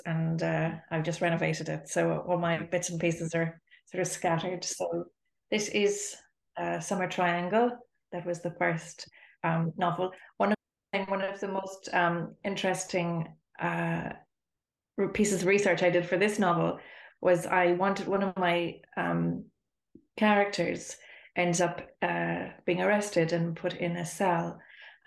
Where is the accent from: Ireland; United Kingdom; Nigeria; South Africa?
Ireland; Dublin, Leinster; also born or lived in Spain; I am from Dublin